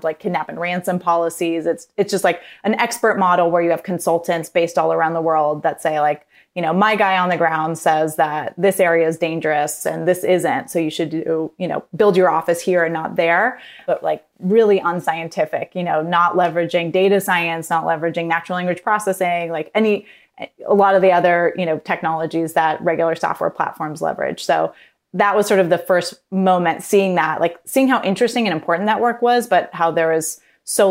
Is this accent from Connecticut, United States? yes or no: no; San Francisco, California, United States; moved away as an adult; also born or lived in Mexico City; I grew up in San Francisco